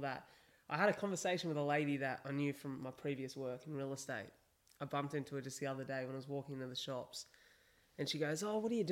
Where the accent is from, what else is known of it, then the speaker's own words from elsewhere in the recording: Wollongong, New South Wales, Australia; I'm from Wollongong